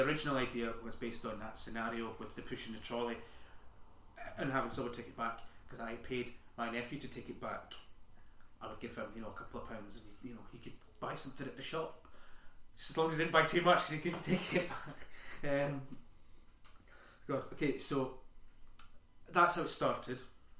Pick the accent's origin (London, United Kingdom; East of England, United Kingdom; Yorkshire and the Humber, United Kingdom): Yorkshire and the Humber, United Kingdom; Sheffield; Yeah. I'm from Sheffield originally.